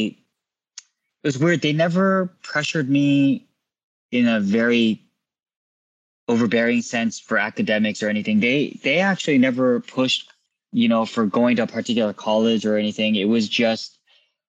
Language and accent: English; Irvine, California, United States; also born or lived in Garden Grove, California / Chula Vista, California; I was born in 81 in Garden Grove. We spent most of my childhood in most of my life in Irvine, except for a few years in Chula Vista, San Diego